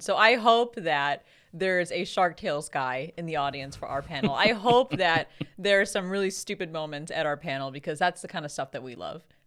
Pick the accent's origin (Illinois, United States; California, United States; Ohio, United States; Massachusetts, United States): Illinois, United States; Chicago; It's our home convention because we're from Chicago